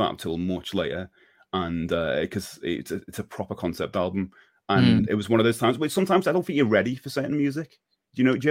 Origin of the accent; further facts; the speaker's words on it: Liverpool, North West England, United Kingdom; proud to say from Liverpool